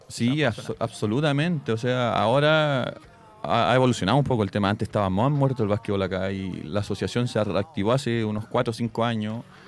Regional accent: Santiago, Santiago Metropolitan Region, Chile; moved away; Yo soy de Santiago, en Santiago jugaba mucho

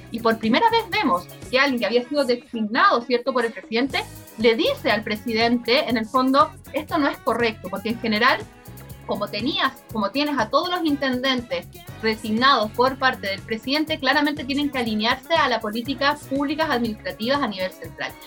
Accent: Chile; somos todas las chilenas y chilenos rideldes

